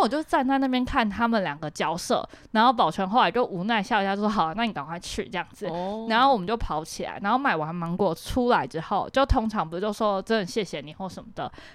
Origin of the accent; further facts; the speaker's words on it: Taiwan; 像我是台湾人